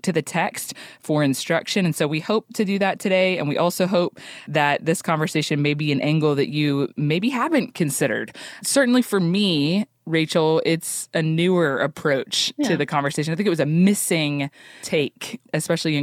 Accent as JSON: {"language": "English", "region": "Oklahoma", "country": "United States", "said": "I'm from Oklahoma"}